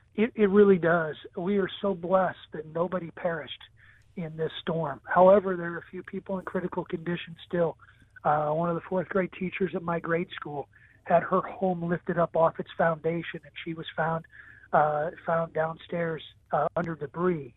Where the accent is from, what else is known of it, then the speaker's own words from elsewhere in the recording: Taylorville, Illinois, United States; that's my hometown.